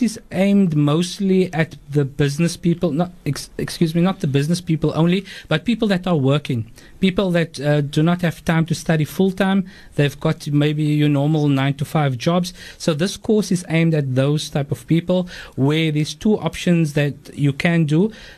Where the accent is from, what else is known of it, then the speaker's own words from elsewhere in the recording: Cape Town, Western Cape, South Africa; we're here down in the southern tip of Africa, we're English speaking, you're either English or Afrikaans speaking. We love the Quran. The people of Cape Town love the Quran